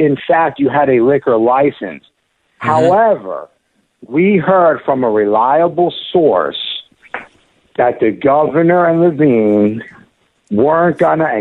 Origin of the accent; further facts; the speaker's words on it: United States; my mother comes from Palermo, Sicily, okay? We are of Italian descent. My mother, you know, I was born here in the States